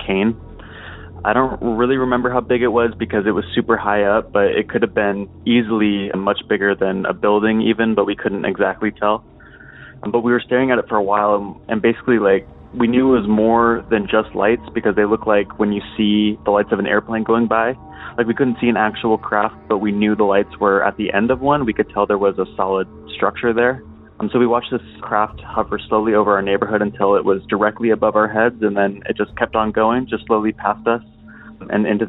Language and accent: English; Moses Lake, Washington, United States; a little town called Moses Lake. I was around 10